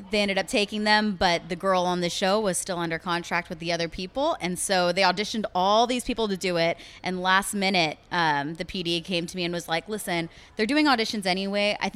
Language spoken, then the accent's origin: English; California, United States; also born or lived in Texas; I am, yeah. I was born in California.